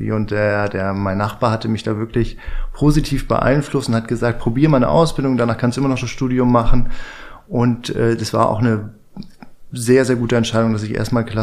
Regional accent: Northern Germany, Germany; now in Berlin, Germany; Ich lebe jetzt seit zehn Jahren

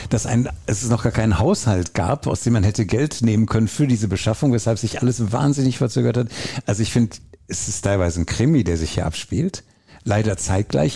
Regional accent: Essen, North Rhine-Westphalia, Germany; also born or lived in Oberhausen; ich bin ein Kind des Ruhrgebiets, in Oberhausen geboren, in Essen groß geworden

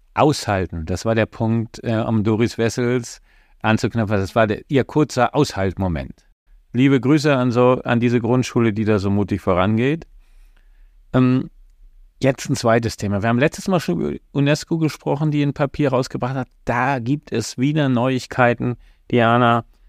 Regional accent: GDR, East Germany, Germany; Ich bin in der DDR groß geworden

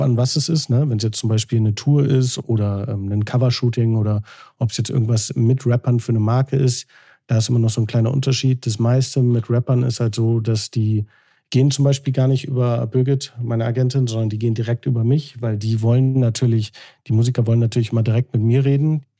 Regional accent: Hamburg, Germany

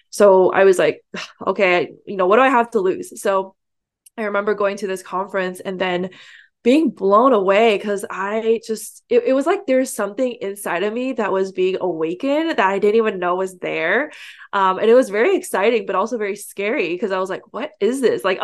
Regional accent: San Francisco Bay Area, California, United States; I grew up here in the San Francisco Bay Area, which is the heart of the Silicon Valley.

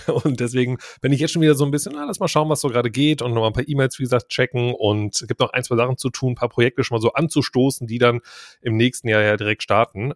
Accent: Krefeld, North Rhine-Westphalia, Germany; ich komme nämlich auch aus der Ecke von Krefeld

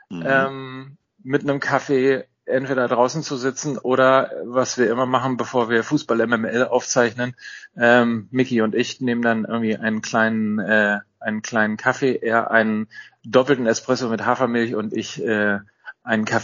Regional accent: North Rhine-Westphalia, Germany; ich bin ja, bin ja Ostwestfale und ich bin immer so mit dem Stammkneipengedanken groß groß geworden.

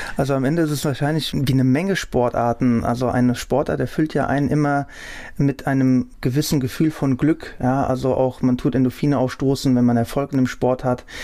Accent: Hattersheim am Main, Hesse, Germany; also born or lived in Frankfurt-Unterliederbach; ich bin da in Unterliederbach aufgewachsen, bin aber dann mit fünf Jahren nach Hattersam am Main gezogen, wo ich auch bis dato noch verweile

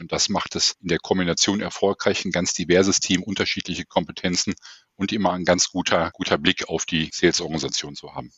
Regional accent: Essen, North Rhine-Westphalia, Germany; in meiner Heimatstadt Essen

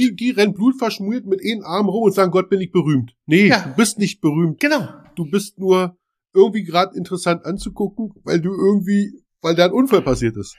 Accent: Brandenburg, Germany; accent: Berliner Schnauze; ich bin ja Brandenburger, aber ich hab so ein bisschen Berliner Schnauze

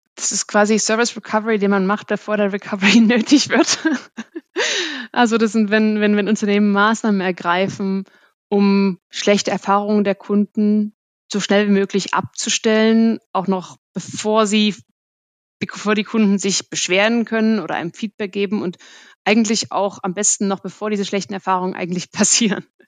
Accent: Germany; als Deutsche

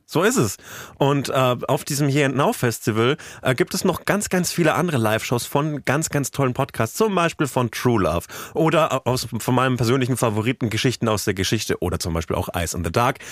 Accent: West Germany, Germany; als Wessi

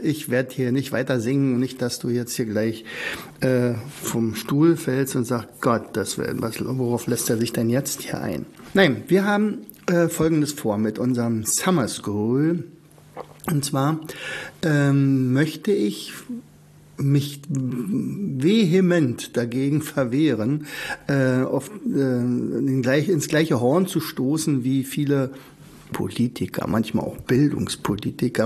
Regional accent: Germany; ich bin natürlich in der DDR aufgewachsen

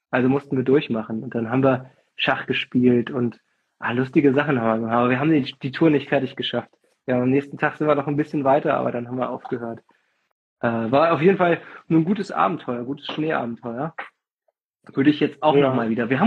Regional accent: Fulda, Hesse, Germany; ich bin ja bei Fulda groß geworden, sind wir immer, haben uns an die Milseburg fahren lassen. Das ist so in, in der Rhön.

